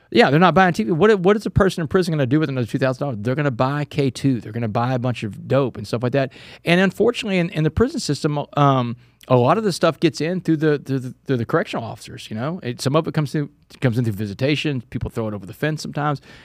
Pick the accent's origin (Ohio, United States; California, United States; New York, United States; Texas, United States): Texas, United States; my home state